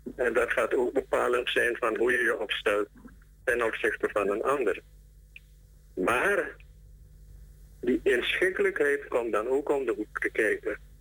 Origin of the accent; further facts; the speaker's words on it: Suriname; wij als Surinamers, ongeacht onze verschillen en identiteit